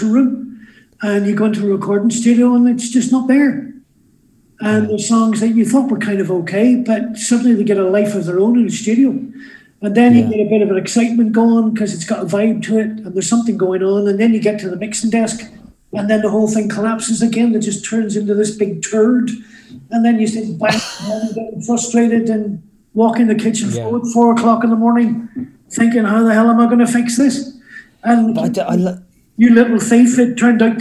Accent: Derry, Northern Ireland, United Kingdom; moved away; I was a kid growing up in Derry, driving a radio rentals van for a living

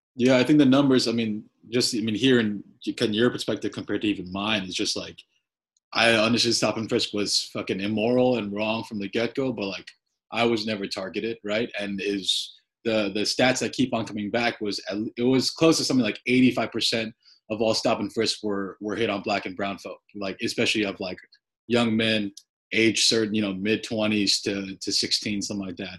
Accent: Glen Rock, New Jersey, United States; I grew up in Bergen County

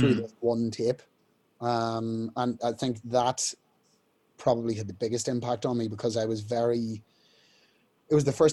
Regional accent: Newry, Northern Ireland, United Kingdom; We were in Woolworths in Newry, in my hometown

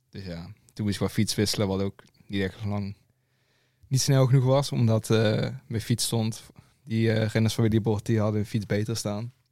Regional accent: Limburg, Netherlands; Ja, ik ben uh … ik kom uit Limburg, ik ben 19.

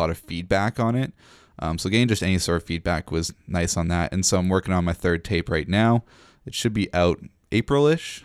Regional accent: Nanaimo, British Columbia, Canada; moved away as an adult; now in Victoria, Canada; I left my hometown, Nanaimo

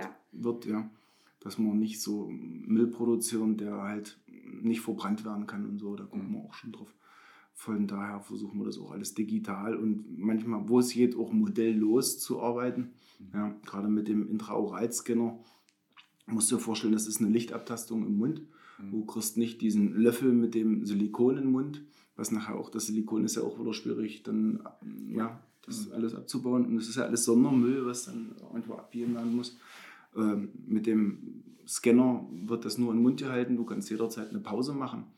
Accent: Bernburg, Saxony-Anhalt, Germany; ich bin in Bernburg geboren, ich bin schon immer Bernburger.

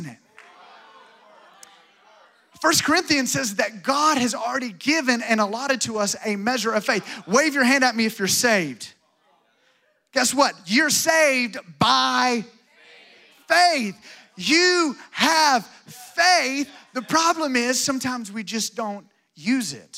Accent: Alabama, United States; moved away; I'm from Alabama, so I was raised watching John Wayne

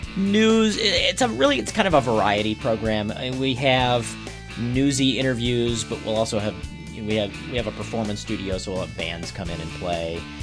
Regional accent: Maryland, United States; moved away as an adult; also born or lived in Boston, Massachusetts / upstate New York / Iowa / Flagstaff, Arizona; now in Wauwatosa, United States; I live in Wauwatosa. I am not from Wauwatosa. I grew up in Maryland

